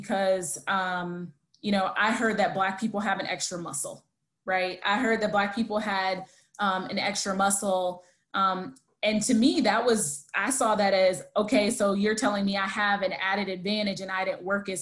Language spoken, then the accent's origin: English; United States; I'm American.